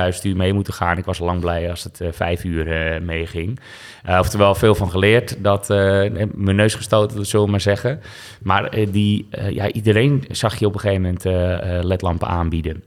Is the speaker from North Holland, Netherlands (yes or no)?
yes; Westzaan, North Holland, Netherlands; moved away as an adult; also born or lived in Zaandam; now in Amsterdam, Netherlands; ik ben geboren in Westzaan, in de Zaanstreek dus. En dat ligt naast Zaandam. Uh, goede jeugd gehad